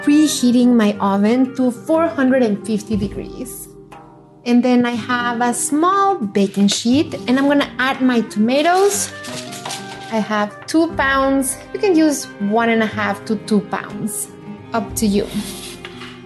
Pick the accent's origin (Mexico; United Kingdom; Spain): Mexico; how little I know about my home country